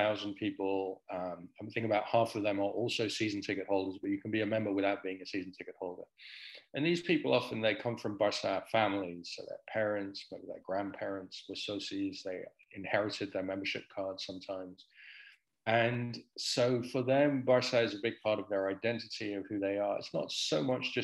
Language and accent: English; Netherlands; I grew up in Holland